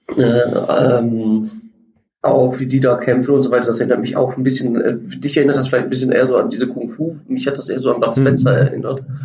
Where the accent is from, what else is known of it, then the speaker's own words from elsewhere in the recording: Germany; wir als Deutsche